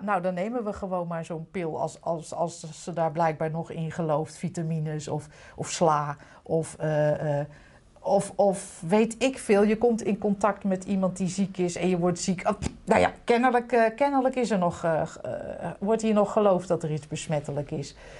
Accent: Utrecht, Netherlands; also born or lived in The Hague; waar ik werd geboren was ooit een hele chique wijk. Toen werd het echt helemaal verpauperd. Nu is het weer superhip

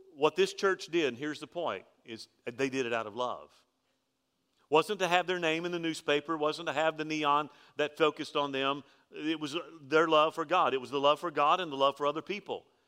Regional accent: Alabama, United States; I'm from Alabama.

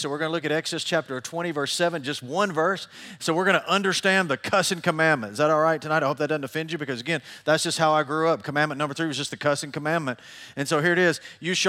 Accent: Tennessee, United States; I grew up in I grew up in Middle Tennessee my whole life.

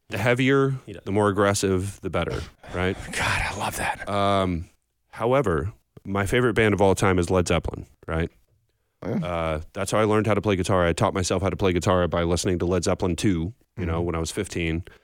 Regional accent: Belfast, Northern Ireland, United Kingdom; born there; Uh, so I was born in Belfast. Oh, um, nice. My parents are from there. Uh, and I'm Irish Catholic

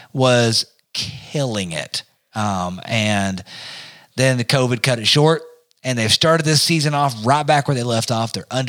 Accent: Tennessee, United States; y'all who know me know I'm from Tennessee, me and my lady here, and Jeremy and Matt, the whole crew, we're all from Tennessee.

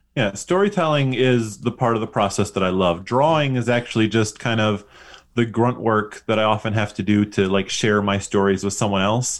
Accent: West Bloomfield, Michigan, United States; now in Busan, South Korea; I, uh, grew up in West Bloomfield

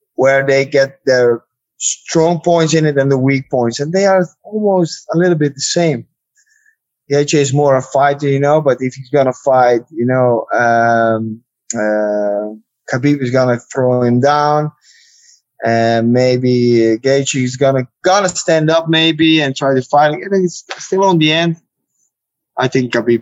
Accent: Netherlands; I'm from Holland

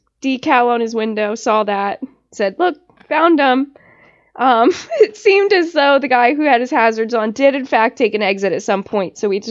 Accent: New Jersey, United States; So, I'm from New Jersey and just going and just cutting in and out of traffic.

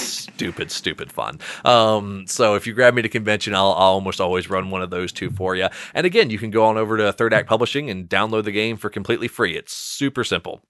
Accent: Salisbury, Maryland, United States; I grew up, so when I was saying Salisbury, Maryland

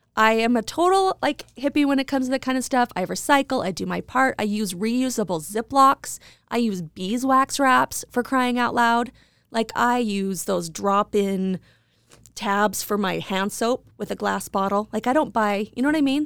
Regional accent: Idaho Falls, Idaho, United States; moved away; also born or lived in New York City; when I moved to New York, I was from Idaho Falls

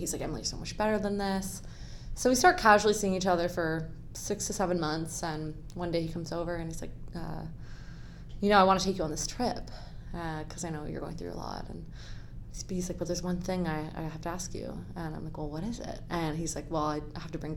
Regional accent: Hamilton, Ontario, Canada; also born or lived in Guelph, Ontario; I grew up in Hamilton, Ontario, and I went to Guelph University. I'm actually living back in Hamilton now

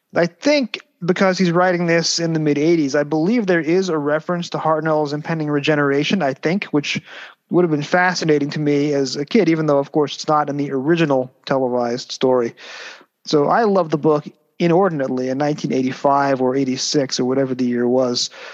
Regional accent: United States; growing up in the States

